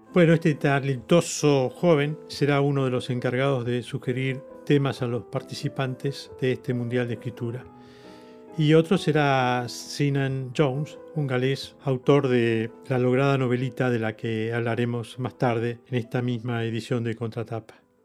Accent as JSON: {"language": "Spanish", "country": "Argentina", "said": "con mucho orgullo, como argentino lo digo"}